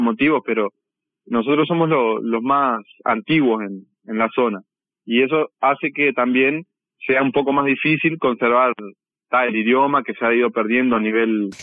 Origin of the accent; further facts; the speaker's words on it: San Javier, Río Negro, Uruguay; Yo soy de San Javier